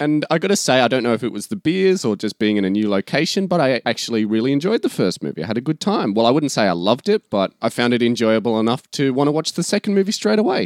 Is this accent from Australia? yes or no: yes; Australia; since we're Australian